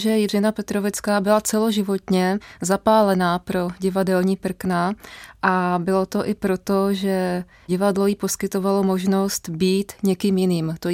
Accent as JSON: {"language": "Czech", "town": "Přelouč", "region": "Pardubice Region", "country": "Czechia", "tie": "born or raised there", "said": "Dětství jsem prožívala v Přelouči a byly"}